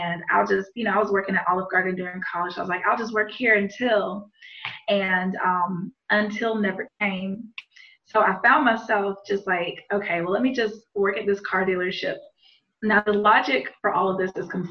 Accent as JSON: {"language": "English", "town": "Montgomery", "region": "Alabama", "country": "United States", "tie": "born or raised there", "said": "my hometown of Montgomery, Alabama"}